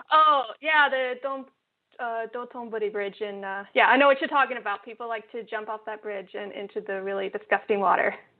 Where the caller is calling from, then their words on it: Osaka, Japan; I'm calling in from Osaka, Japan.